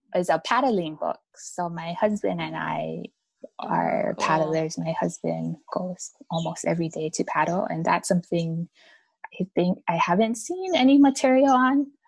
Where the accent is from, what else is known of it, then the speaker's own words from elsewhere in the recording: Hawaii, United States; we're actually 100% Japanese so we so but we are always we born and raised in Hawaii